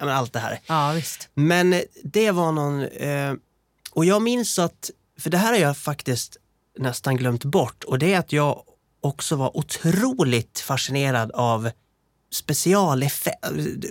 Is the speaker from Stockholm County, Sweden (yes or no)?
no; Borlänge, Dalarna County, Sweden; jag som musikalkille fick väldigt mycket av min hemstad. Eh, det fanns en dansstudio, Borlänge dansstudio